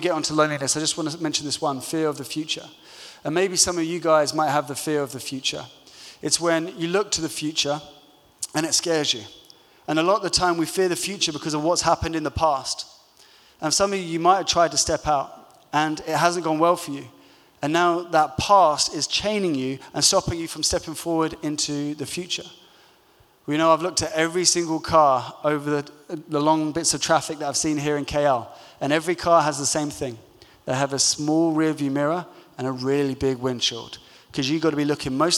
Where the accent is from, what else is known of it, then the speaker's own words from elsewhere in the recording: London, United Kingdom; growing up in London